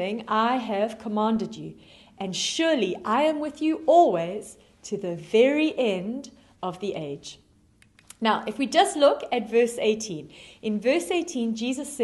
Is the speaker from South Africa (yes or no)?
yes; South Africa; moved away; you can hear from my accent, that I am originally from South Africa. And when I was 8 years old, I had a wonderful grade school teacher in South Africa